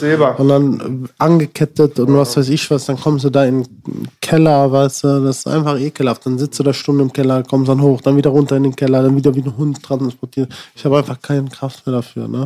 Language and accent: German; Sinzig, Rhineland-Palatinate, Germany; also born or lived in Frankenberg, Hesse; wir sind dann eigentlich so zur fünften Klasse damals ungefähr äh, nach Sinzig gezogen